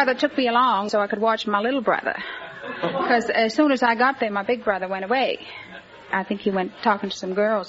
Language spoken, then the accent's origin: English; outside of Boston, edge of the Cape, Massachusetts, United States; I'm from outside of Boston.